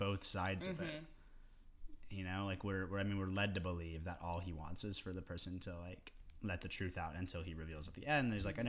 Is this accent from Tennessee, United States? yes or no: yes; East Tennessee, United States; growing up in East Tennessee